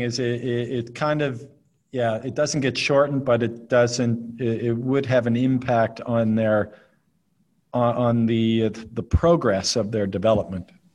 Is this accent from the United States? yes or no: no; Nova Scotia, Canada; where I grew up in Nova Scotia